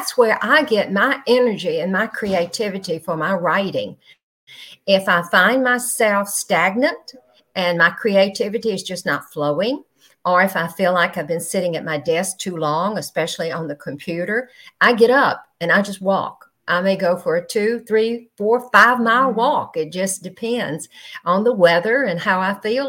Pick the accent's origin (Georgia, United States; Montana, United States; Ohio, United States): Georgia, United States; now in Panama City, United States; originally from Georgia